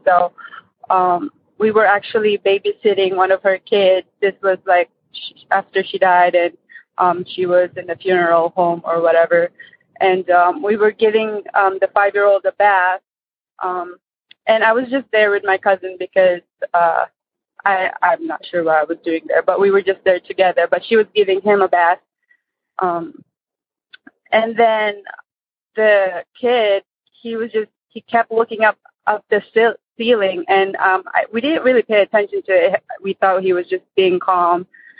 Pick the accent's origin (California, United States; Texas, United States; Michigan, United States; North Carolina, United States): Michigan, United States; also born or lived in Philippines; I'm from Michigan.